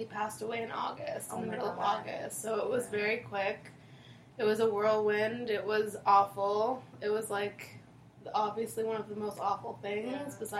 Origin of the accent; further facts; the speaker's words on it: Windsor, Ontario, Canada; moved away as an adult; now in Toronto, Canada; I moved from Windsor to Toronto when I was 18.